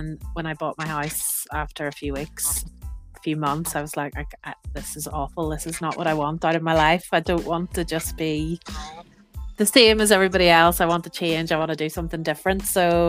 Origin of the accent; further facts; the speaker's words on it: Northern Ireland, United Kingdom; moved away as an adult; now in France; I'm from Northern Ireland, so we had conflict most of my childhood